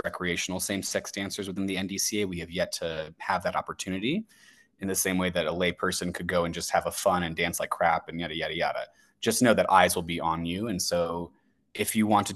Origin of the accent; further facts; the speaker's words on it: St. Louis, Missouri, United States; It's my hometown. It's where I was raised